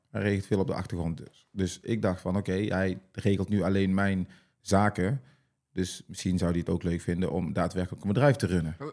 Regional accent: North Brabant, Netherlands; accent: Brabant

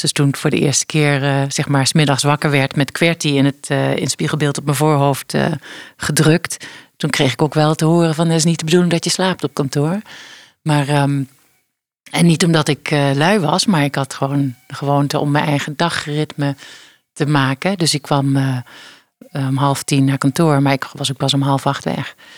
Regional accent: Geleen, Limburg, Netherlands; Ik ben eh, opgegroeid in Geleen, in Geleen, in eh, Zuid-Limburg

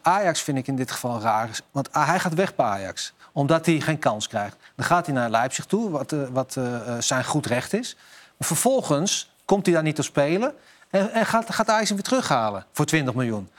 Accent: Netherlands; wij zijn Nederlanders

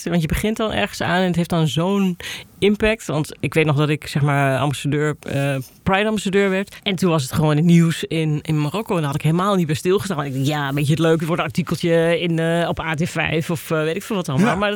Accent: Gelderland, Netherlands; kom dan uit de Achterhoek.

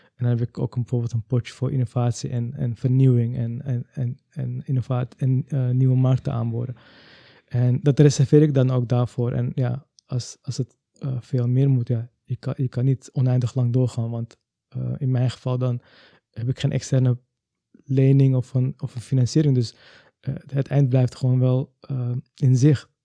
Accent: Amsterdam, North Holland, Netherlands; Ik ben zelf wel geboren in Amsterdam

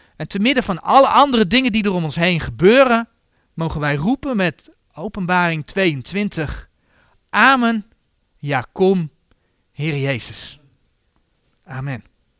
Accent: Netherlands; zo zijn wij Nederlanders

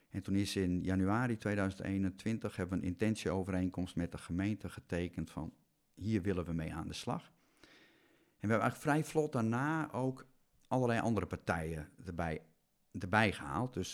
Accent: Balk, Friesland, Netherlands; moved away as an adult; also born or lived in Arnhem; ik ben geboren en getogen in Balk.

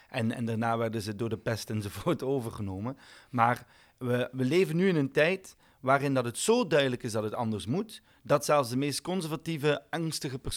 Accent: Belgium; ik ben een Belg die geen bier drinkt.

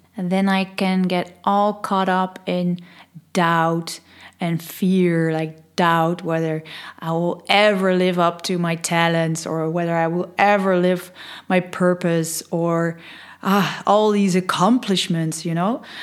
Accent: Netherlands; first language Dutch; English is a second language; I'm Dutch, I'm from Holland.

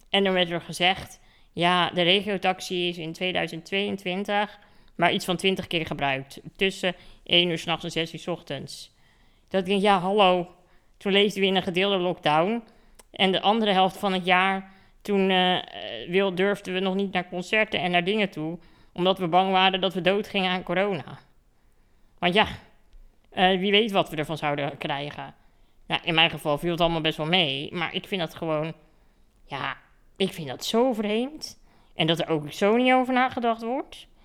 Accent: Netherlands; want ik kom uit Nederland en wij zijn hier gewend dat, eh, dat ik kaartjes moet reserveren.

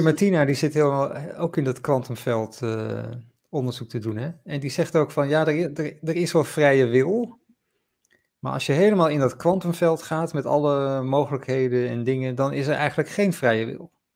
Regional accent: Groningen, Netherlands; ik kom ook uit Groningen

